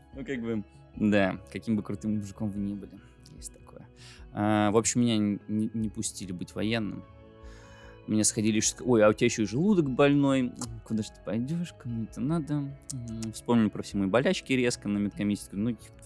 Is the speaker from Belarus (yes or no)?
yes; Belarus; я из Беларуси, мы живем в Беларуси